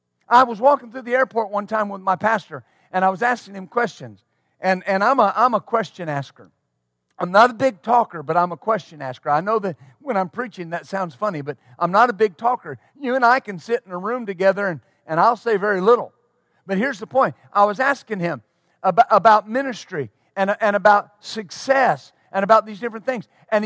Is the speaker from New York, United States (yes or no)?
no; Texline, Texas, United States; The town I was raised in West Texas was Texline, Texas. Population 387.